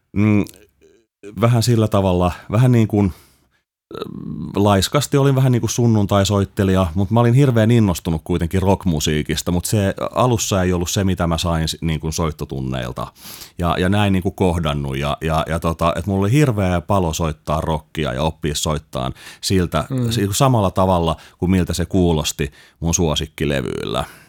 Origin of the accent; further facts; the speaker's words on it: Helsinki, Uusimaa, Finland; mä oon Helsingistä kotoisin